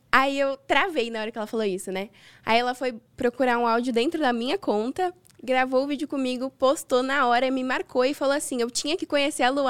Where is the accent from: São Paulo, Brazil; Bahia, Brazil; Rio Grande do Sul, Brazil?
São Paulo, Brazil; Santos; sou de Santos